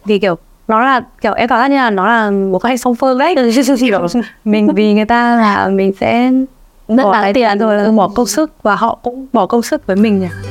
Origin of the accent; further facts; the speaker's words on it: Vietnam; quê nhà của mình